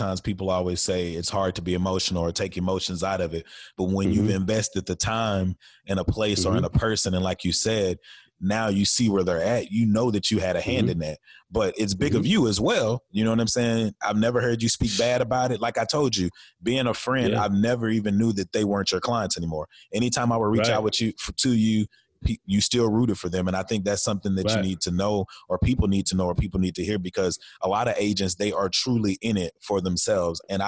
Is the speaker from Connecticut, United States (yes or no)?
no; Dallas, Texas, United States; I'm from Dallas